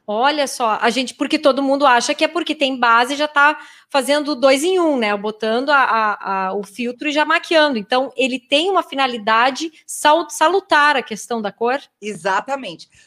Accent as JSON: {"language": "Portuguese", "town": "Pelotas", "region": "Rio Grande do Sul", "country": "Brazil", "said": "eu queria saber, pois tenho a pele branquinha uh, e sou de Pelotas, moro no interior."}